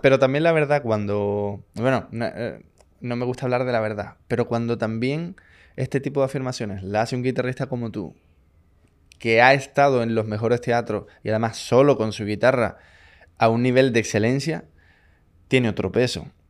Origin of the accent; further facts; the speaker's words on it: Chile; yo siendo chileno